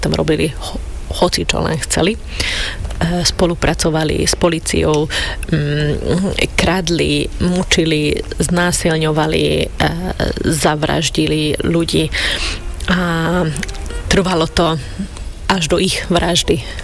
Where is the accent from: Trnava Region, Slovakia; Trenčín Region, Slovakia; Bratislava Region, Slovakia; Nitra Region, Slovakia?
Trnava Region, Slovakia; Šamorín; Ja som vyrastala v Šamoríne